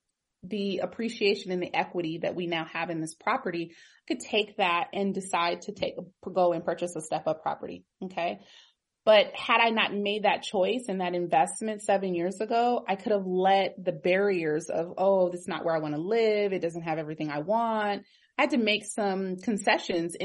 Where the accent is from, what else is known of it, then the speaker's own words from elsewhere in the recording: Pasadena, California, United States; I am originally from Pasadena